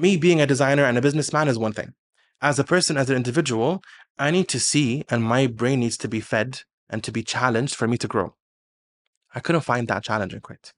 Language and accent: English; Kuwait